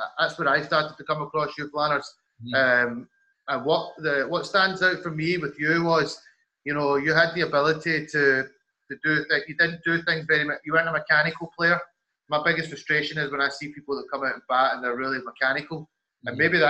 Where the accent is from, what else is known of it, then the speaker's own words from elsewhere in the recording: Scotland, United Kingdom; I said I was from Scotland.